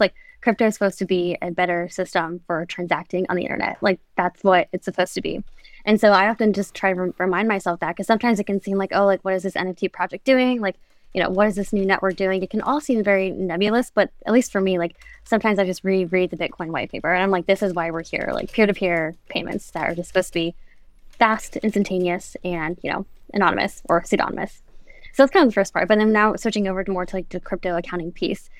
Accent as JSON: {"language": "English", "region": "Florida", "country": "United States", "said": "I'm from Florida"}